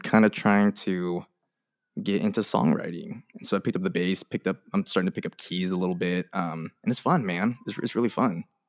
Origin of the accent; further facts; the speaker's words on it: Merced, California, United States; I grew up in Merced, um, California